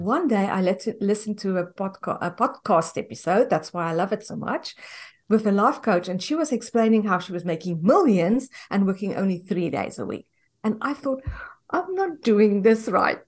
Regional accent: South Africa; moved away as an adult; now in United States; we are from South Africa and we immigrated to the U S in twenty fifteen.

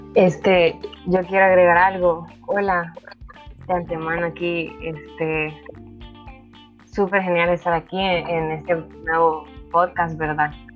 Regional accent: Santa Ana, El Salvador; moved away as an adult; also born or lived in Antiguo Cuscatlán, El Salvador; soy, soy de Santa Ana y me tocó ir a la capital a, estudiar

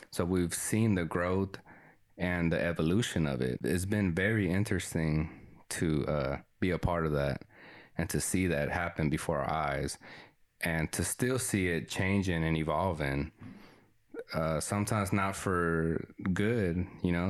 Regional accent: Texas, United States; first language Spanish; English is a second language; me and uh, Jesse, we grew up here in Texas

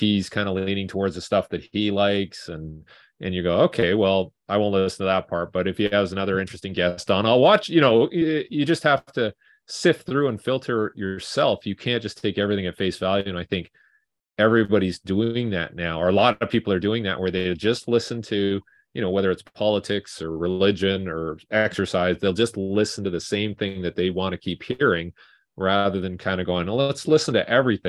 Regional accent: Vancouver, British Columbia, Canada; And I'm from Vancouver.

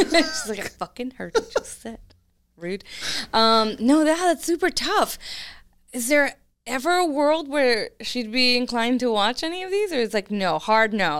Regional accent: California, United States; I'm from California

